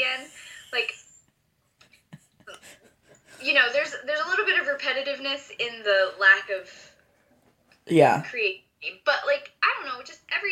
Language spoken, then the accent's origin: English; Long Beach, California, United States; I grew up in Long Beach, California